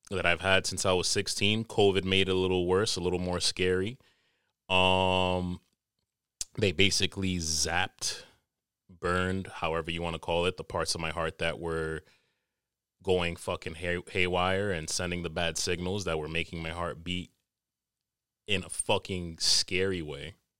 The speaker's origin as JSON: {"language": "English", "town": "New York City", "region": "New York", "country": "United States", "tie": "born or raised there", "said": "I'm a tropical nigga, but I was born in America, born and raised in N Y C"}